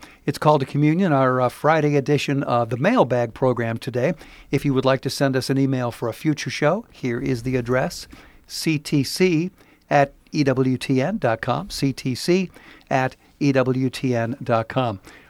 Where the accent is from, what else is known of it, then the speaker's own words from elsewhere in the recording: Philippines; moved away as an adult; I am a Filipino immigrant. I'm accustomed to the Mass in the Philippines, which does not have this kind of practice during the Mass.